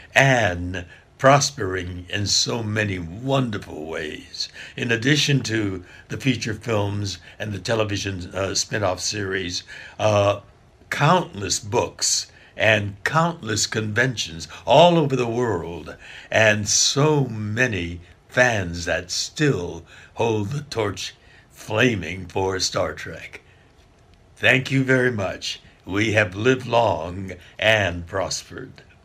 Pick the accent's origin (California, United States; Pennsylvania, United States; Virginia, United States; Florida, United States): California, United States; Los Angeles; also born or lived in Arkansas; I was born here in Los Angeles.